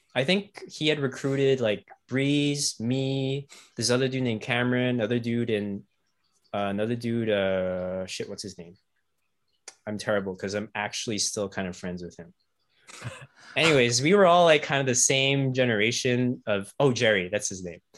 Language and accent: English; Ottawa, Ontario, Canada; also born or lived in Toronto / Kingston; I grew up in Ottawa